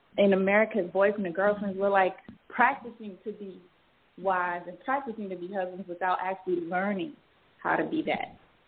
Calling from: Atlanta, Georgia, United States; I'm calling from Atlanta, Georgia.

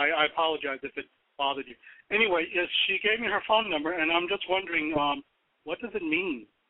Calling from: Alaska, United States; I'm calling from Alaska. That's why you get the 907 area code.

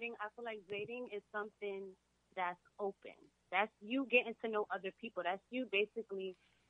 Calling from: New York City, New York, United States; I'm calling from Brooklyn.

